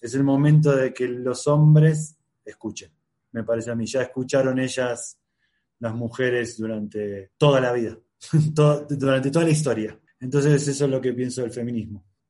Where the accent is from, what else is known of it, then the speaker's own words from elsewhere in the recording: Rosario, Santa Fe, Argentina; soy de Rosario, Argentina